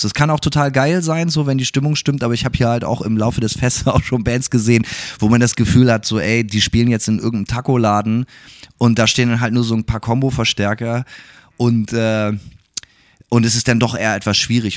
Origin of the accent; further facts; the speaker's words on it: Germany; now in Gainesville, United States; selber als Deutscher